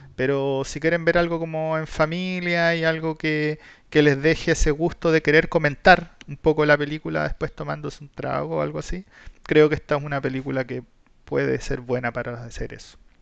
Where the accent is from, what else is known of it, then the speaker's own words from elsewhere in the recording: Chile; nosotros que somos chilenos, fuimos criados en Chile